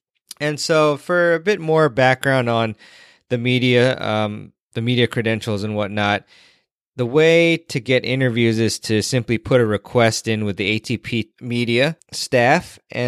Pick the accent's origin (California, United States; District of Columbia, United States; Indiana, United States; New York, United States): District of Columbia, United States; Washington; the City Open, which is in my hometown area of Washington, D.C.